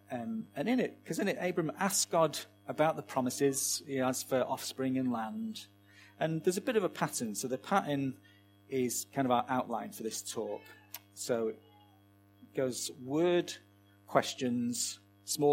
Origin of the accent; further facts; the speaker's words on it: Manchester, North West England, United Kingdom; set in my hometown of Manchester